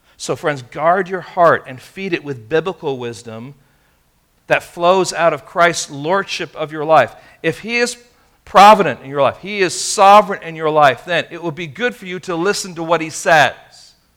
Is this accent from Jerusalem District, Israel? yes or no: no; Tel Aviv, Tel Aviv District, Israel; now in Castro Valley, United States; I was born in Tel Aviv, Israel.